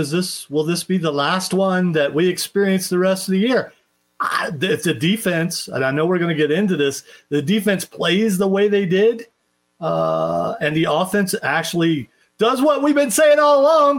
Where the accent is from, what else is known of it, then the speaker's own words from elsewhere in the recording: Ohio, United States; I'm from Ohio.